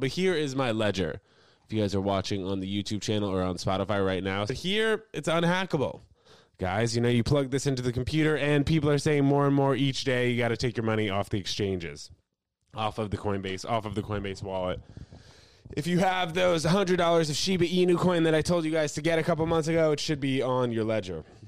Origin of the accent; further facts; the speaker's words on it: New York City, New York, United States; also born or lived in New Brunswick, New Jersey; I'm from freaking New York. Actually, matter of fact, I spent the first six weeks of my life in New Jersey. New Brunswick was born there. Then I moved to Manhattan.